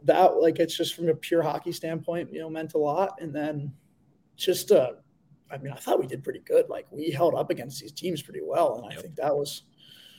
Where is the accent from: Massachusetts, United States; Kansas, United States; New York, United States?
Massachusetts, United States; Western; moved away as an adult; now in Belfast, United Kingdom; my hometown in Western Massachusetts